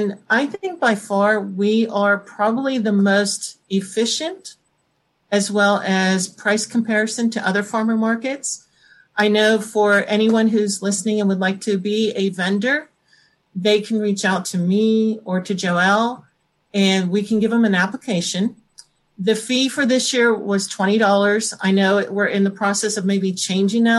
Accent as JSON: {"language": "English", "town": "North Versailles", "region": "Pennsylvania", "country": "United States", "tie": "born or raised there", "said": "I did grow up from around here. I'm in North Versailles"}